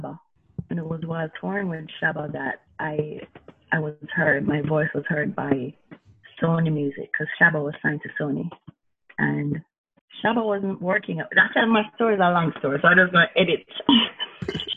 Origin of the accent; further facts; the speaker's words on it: Spanish Town, Saint Catherine, Jamaica; growing up in Spanish Town